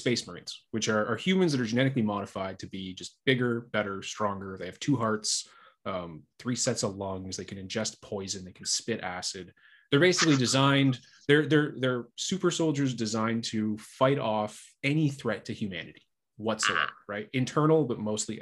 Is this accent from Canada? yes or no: yes; Canada; I'm Canadian, or we're both Canadian